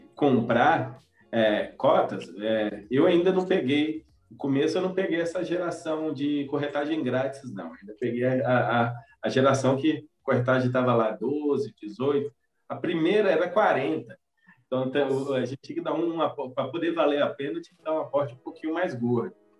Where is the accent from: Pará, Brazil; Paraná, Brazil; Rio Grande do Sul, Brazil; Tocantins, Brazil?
Tocantins, Brazil; Palmas; eu sou de Palmas, tô dentista